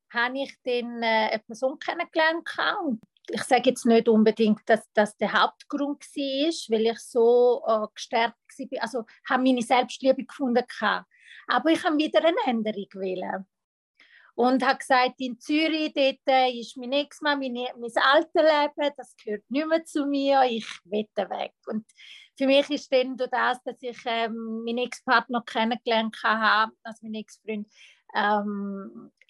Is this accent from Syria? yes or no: no; Italy; German is a second language; ich {S1} bin Italienerin. Bei uns in Italien ist es so, äh, die Frau darf gewisse Sachen nicht und muss ihren Platz sein